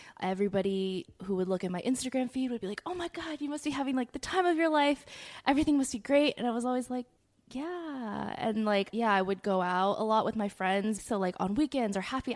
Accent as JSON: {"language": "English", "town": "Arcadia", "region": "California", "country": "United States", "tie": "born or raised there", "moved": "as an adult", "lives_now": "New York, United States", "said": "I grew up in SoCal as well, never lived in LA proper"}